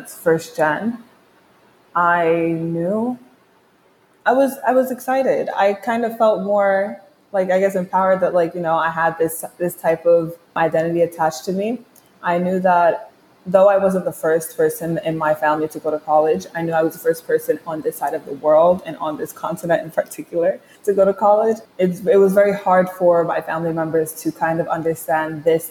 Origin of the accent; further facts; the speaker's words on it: New York City, New York, United States; I was born and raised in Brooklyn, New York